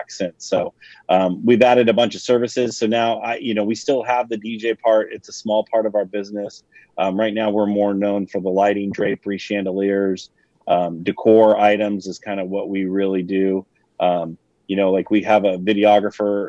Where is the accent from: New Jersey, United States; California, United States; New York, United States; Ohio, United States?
California, United States; Livermore; I'm in a little town called Livermore, California. So we're about 45 minutes east of San Francisco, and we have a lot of ranches and a lot of farming, that kind of stuff out here. But the wine industry is really taking over our area. So we, we had a couple wineries when I was a kid.